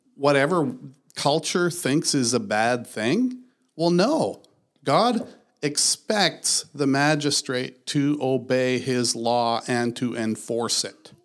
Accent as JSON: {"language": "English", "country": "Canada", "said": "I'm a Canadian"}